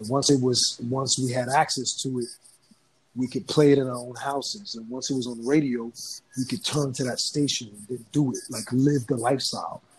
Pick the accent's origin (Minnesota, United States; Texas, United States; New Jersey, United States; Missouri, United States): New Jersey, United States; I grew up in Jersey